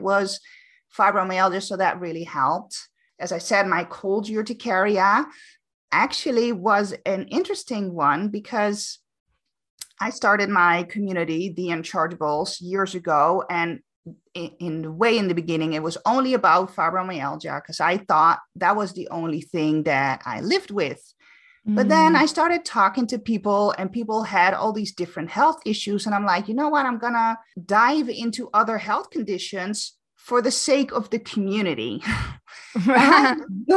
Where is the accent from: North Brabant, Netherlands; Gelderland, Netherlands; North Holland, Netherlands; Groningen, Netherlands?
North Holland, Netherlands; Amsterdam; moved away as an adult; now in Canary Islands, Spain; I'm born and raised in Amsterdam, but I actually now live on the Canary Islands